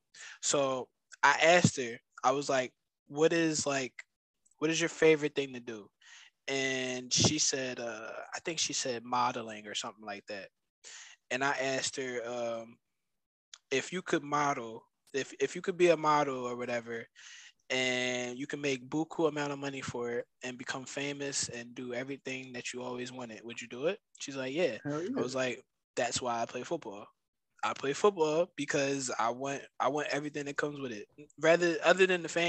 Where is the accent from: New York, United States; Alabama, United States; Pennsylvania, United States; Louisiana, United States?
Pennsylvania, United States; Philadelphia; I'm from Philly